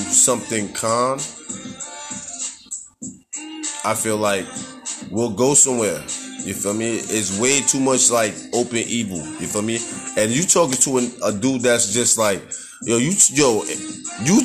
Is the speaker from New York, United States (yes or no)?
yes; New York, United States; growing up in New York